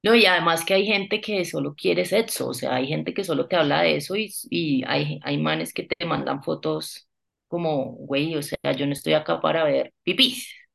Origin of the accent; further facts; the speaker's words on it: Bucaramanga, Santander, Colombia; now in Bogotá, Colombia; Yo vengo de Bucaramanga